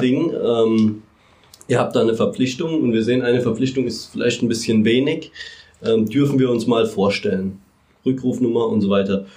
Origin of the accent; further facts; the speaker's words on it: Mannheim, Baden-Württemberg, Germany; ich bin Mannheimer